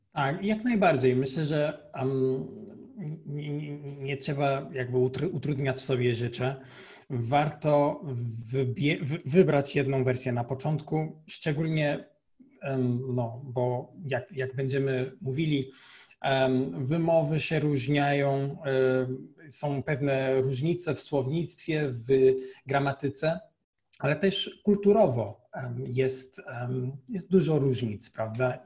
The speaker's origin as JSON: {"language": "Polish", "country": "Portugal", "second_language": "Polish", "moved": "as an adult", "lives_now": "Poland", "said": "Jestem y, z Portugalii"}